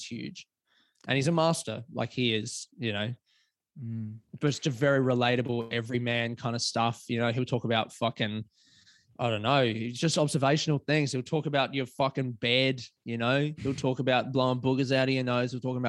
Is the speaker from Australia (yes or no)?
yes; Melbourne, Victoria, Australia; it's not just because I'm from Melbourne, but Melbourne is the fucking shit for sure. Because Melbourne's quite left-leaning as well of all the cities in Australia